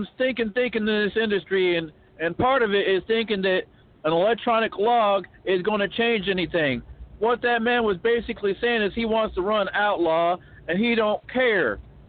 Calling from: Bryant, Arkansas, United States; I'm calling from Bryant, Arkansas.

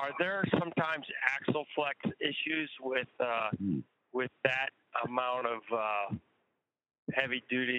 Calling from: Texas, United States; I'm in Texas.

